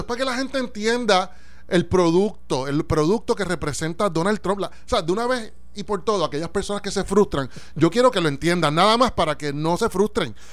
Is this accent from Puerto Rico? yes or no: yes; Puerto Rico; deseo eso como puertorriqueño